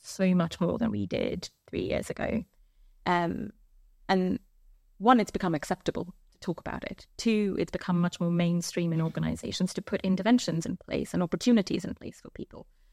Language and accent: English; India; moved away; I grew up in India.